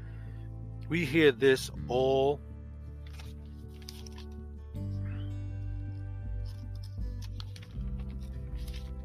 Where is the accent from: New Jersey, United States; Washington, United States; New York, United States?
New Jersey, United States; Jersey City; I'm from Jersey City, New Jersey, originally